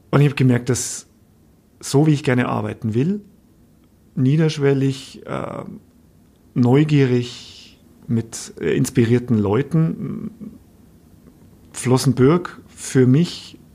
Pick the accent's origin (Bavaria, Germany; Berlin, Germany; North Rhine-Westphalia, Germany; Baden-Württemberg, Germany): Bavaria, Germany; ich bin gebürtiger Oberpfälzer, ich komme aus der Gegend.